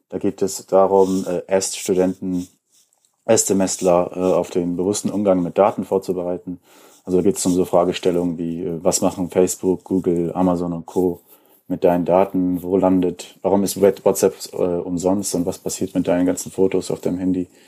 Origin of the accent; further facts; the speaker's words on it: Kaarst, North Rhine-Westphalia, Germany; Ähm, ich komme auch hier aus der Region, äh, bin in Karst aufgewachsen.